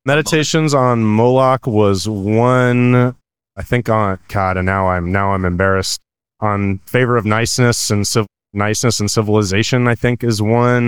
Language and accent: English; California, United States; I'm from California